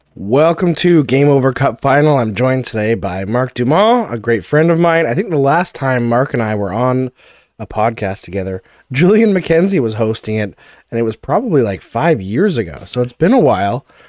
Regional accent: Canada; growing up outside of Quebec

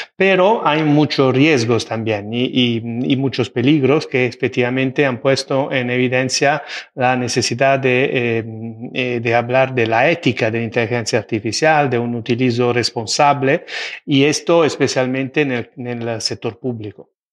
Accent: Italy; Spanish is a second language; now in Spain; como soy italiano

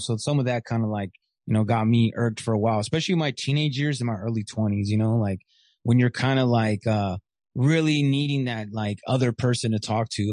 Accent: Riverside, California, United States; also born or lived in Michigan / Corona / San Bernardino / Ontario; I'm born in Riverside, and then we went back to Riverside. So I've been in the Inland Empire most of my life

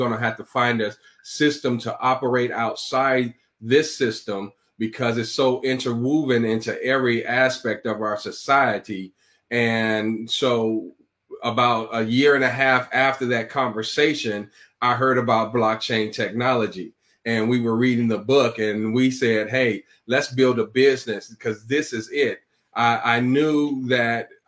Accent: Chicago, Illinois, United States; also born or lived in Iowa; I'm born and raised in Chicago

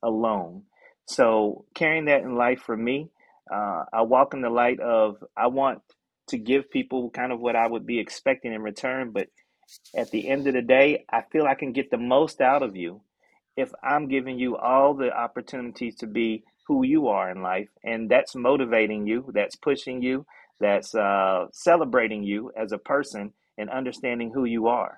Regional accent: Chapel Hill, North Carolina, United States; Growing up in Chapel Hill, watching my mom, who was a nurse

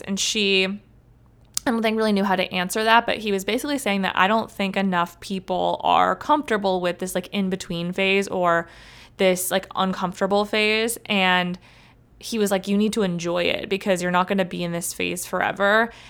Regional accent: Cleveland, Ohio, United States; also born or lived in Columbus, Ohio / Athens, Ohio; I'm from Cleveland

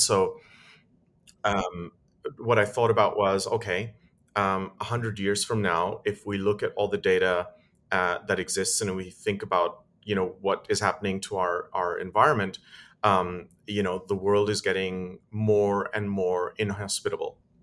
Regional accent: United Kingdom; moved away; also born or lived in Dubai; I'm British and my wife is German.

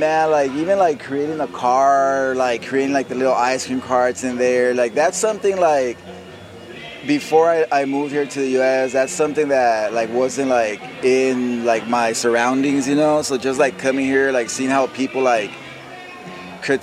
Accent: Aguascalientes, Mexico; born or raised there; now in Escondido, United States

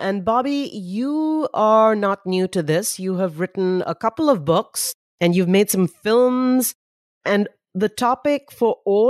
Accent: Mumbai, Maharashtra, India; also born or lived in Punjab; now in California, United States; I grew up in Bombay. I am in San Francisco and Southern California.

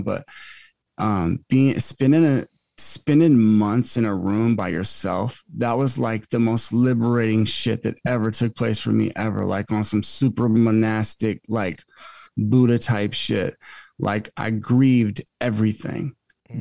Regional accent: Alaska, United States; moved away as an adult; also born or lived in Manhattan / Marina Del Rey; Alaska is my home state

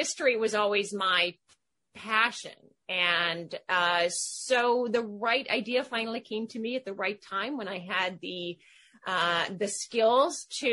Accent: Seattle, Washington, United States; moved away as an adult; also born or lived in London; now in Connecticut, United States; I was born in Seattle, Washington to a British father and a Californian mother. I kind of grew up in a, classic suburban environment, went to college on the West Coast

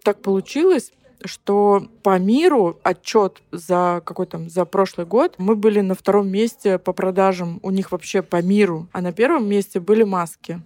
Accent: Ukraine; also born or lived in Zelenograd; now in Moscow, Russia; я вообще из деревни. Я родилась на Украине, я украинская девочка, которая, блин, умеет топить печку

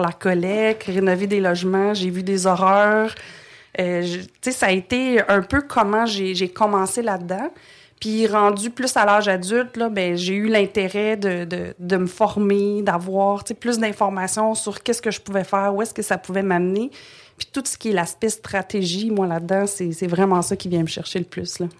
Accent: Montreal, Quebec, Canada; also born or lived in Trois-Rivières, Quebec; Je suis née à Trois-Rivières, mais euh, je pense que j'avais deux ans quand on a déménagé euh, à Montréal.

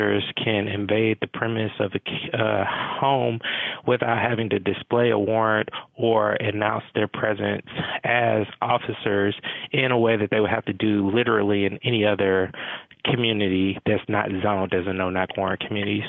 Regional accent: Atlanta, Georgia, United States; Growing up in Atlanta, I really grew up in the shadows of Dr. King

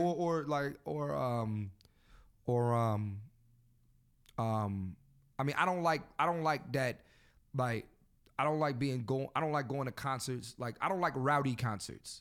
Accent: Philadelphia, Pennsylvania, United States; I'm from Philly

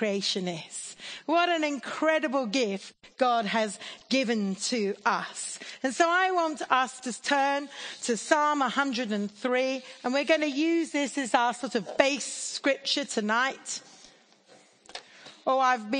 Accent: India; now in Oxford, United Kingdom; I grew up in India.

